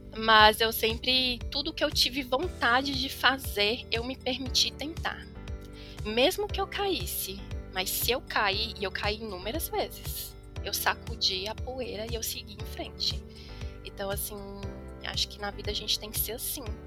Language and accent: Portuguese; Brasília, Federal District, Brazil; also born or lived in Formosa, Goiás; Na verdade, eu nasci no Goiás, vim para Brasília com 3 anos, voltei para o Goiás com 12 anos e aos 18 voltei para Brasília novamente